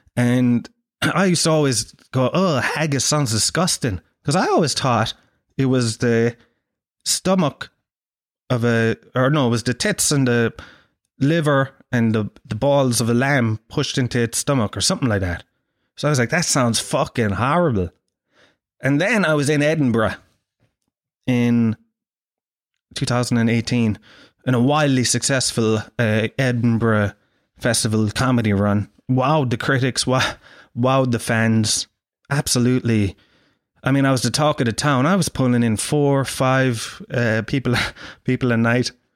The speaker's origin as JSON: {"language": "English", "country": "Ireland", "said": "I'm from, uh, Ireland"}